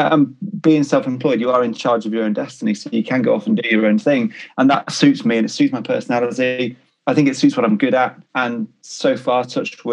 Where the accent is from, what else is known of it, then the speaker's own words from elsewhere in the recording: Cornwall, South West England, United Kingdom; moved away as an adult; also born or lived in Liverpool / Swansea; now in Greater Manchester, United Kingdom; I was born in Liverpool, grew up in Cornwall, with a small hiatus when I went to university in Swansea